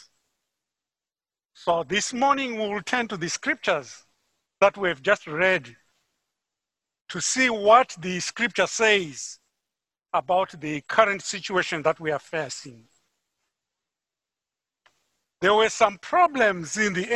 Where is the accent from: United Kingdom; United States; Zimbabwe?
Zimbabwe; Harare; moved away; I'm from Harare, Zimbabwe.